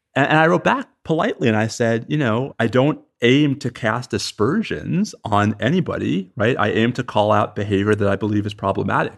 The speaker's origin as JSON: {"language": "English", "region": "New York", "country": "United States", "also_born_or_lived": "Texas", "moved": "yes", "said": "I'm a New Yorker"}